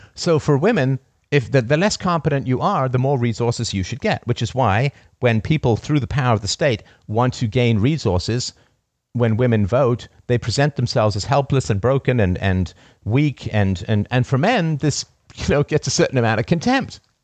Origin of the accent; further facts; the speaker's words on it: United Kingdom; as a British raised person